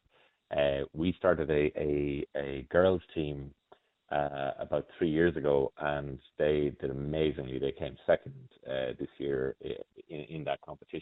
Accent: Mullingar, Westmeath, Ireland; moved away; I grew up in Mullingar, and so my parents still live in Mullingar

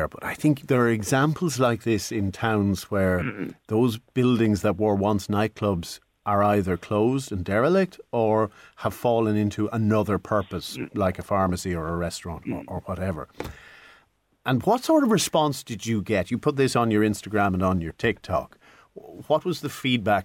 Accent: Newbridge, Leinster, Ireland; now in Midlands, Ireland; I grew up in Newbridge

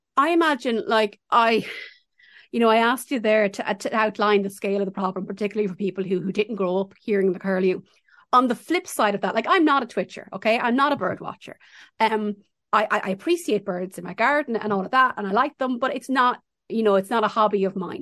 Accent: Ireland; growing up in Ireland

